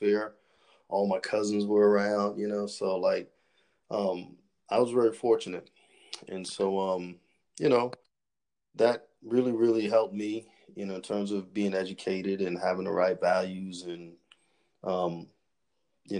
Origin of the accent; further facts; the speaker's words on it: Charleston, South Carolina, United States; I am from Charleston, South Carolina. You know, I've born and raised my entire life